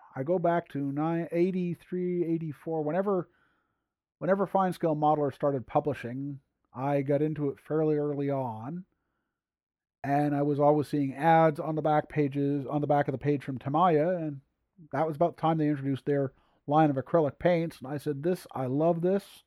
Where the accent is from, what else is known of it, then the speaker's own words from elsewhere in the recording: Sherbrooke, Quebec, Canada; first language English; I am English and French Canada